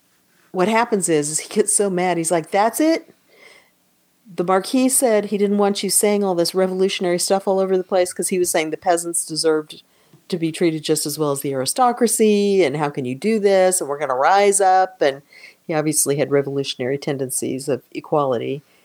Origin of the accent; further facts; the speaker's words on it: United States; We're American.